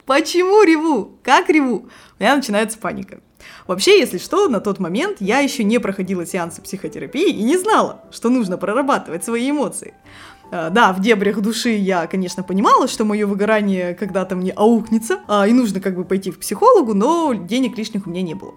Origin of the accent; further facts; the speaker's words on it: Irkutsk, Irkutsk Oblast, Russia; moved away as an adult; now in Saint Petersburg, Russia; в родном городе Иркутске целых семь лет. Сейчас я живу в Петербурге